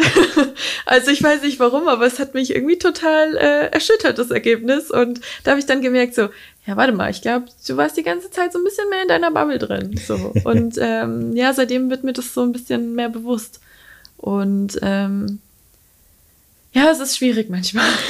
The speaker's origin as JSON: {"language": "German", "area": "near Schweinfurt", "region": "Bavaria", "country": "Germany", "also_born_or_lived": "Mainz / Würzburg", "said": "ich komme aus der Nähe von Schweinfurt"}